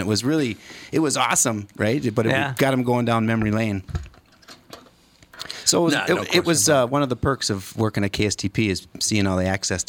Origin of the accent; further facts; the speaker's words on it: South St. Paul, Minnesota, United States; South St. Paul.